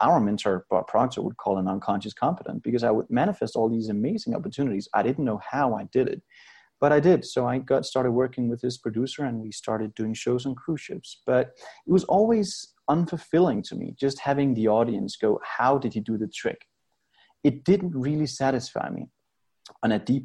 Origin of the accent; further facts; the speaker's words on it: Denmark; moved away as an adult; now in Las Vegas, United States; I grew up in Denmark in Europe and had a very happy childhood.